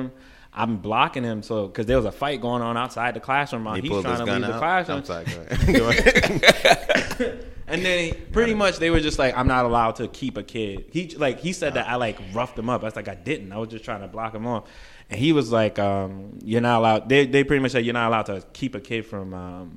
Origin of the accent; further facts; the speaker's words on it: New York City, New York, United States; moved away as an adult; now in California, United States; I'm from Brooklyn. I host events back home. Moved to California